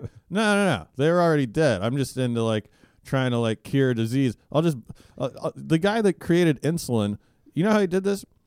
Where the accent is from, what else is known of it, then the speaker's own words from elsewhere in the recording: Alaska, United States; I grew up in Alaska